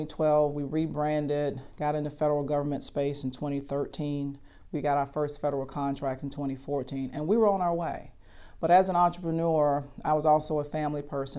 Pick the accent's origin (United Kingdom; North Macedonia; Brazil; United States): United States; Columbia, South Carolina; I'm from Columbia, South Carolina, born and raised.